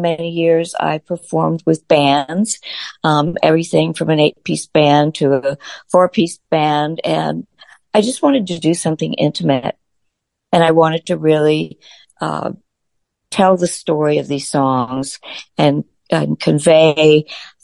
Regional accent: Washington, District of Columbia, United States; Well, I grew up in Washington, D.C., born and raised

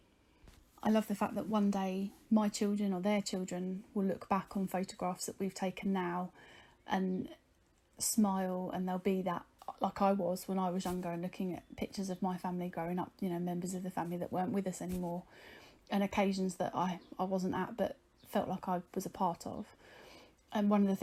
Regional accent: Whitstable, South East England, United Kingdom; I'm from Whitstable in Kent.

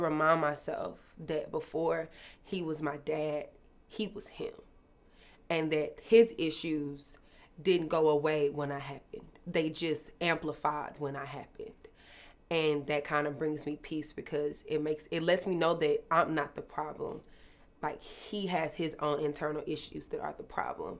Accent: Dallas, Texas, United States; I'm from Dallas, Texas

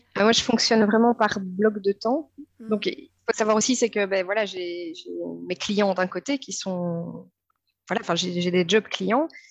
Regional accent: Belgium; je suis une maman de 36 ans, je suis belge

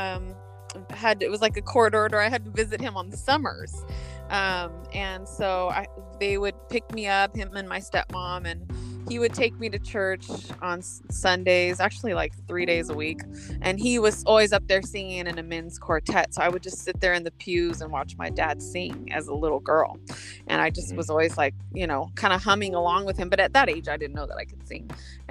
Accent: Los Osos, California, United States; moved away as an adult; also born or lived in Visalia, California / Oceano, California; now in Los Angeles, United States; Grew up in Los Osos. Yeah, so I grew up in Los Osos for about 10 years in my younger years

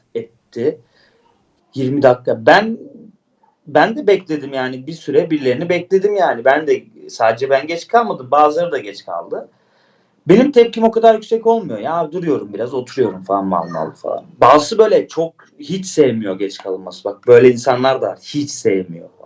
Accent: Istanbul, Turkey; also born or lived in Antakya (family origin); ben Şişli'de doğdum büyüdüm düşün yani Mecidiyeköy.

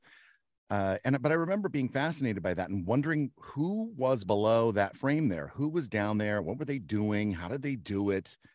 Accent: Turner, Kansas, United States; I'm from the Wyandotte County side of near Kansas City. It's in Kansas City. It's a suburb of Kansas City called Turner, Kansas

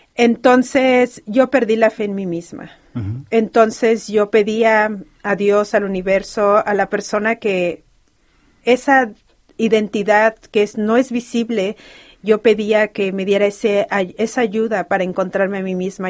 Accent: Mexico; first language Spanish; now in Los Angeles, United States; como toda mexicana

